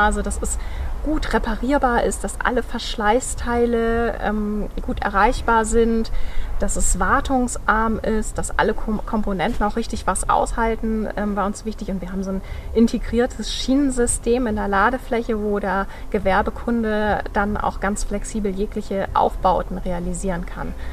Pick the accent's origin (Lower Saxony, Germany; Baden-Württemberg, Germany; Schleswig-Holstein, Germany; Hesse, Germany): Lower Saxony, Germany; North Sea coast near Cuxhaven; moved away; Ich bin an der Nordsee. Ich komme von der Nordseeküste in der mhm. Nähe von Cuxhaven